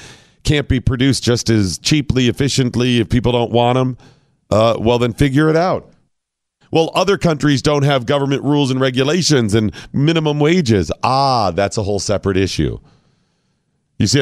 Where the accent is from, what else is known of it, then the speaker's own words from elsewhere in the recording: United States; I'm an American.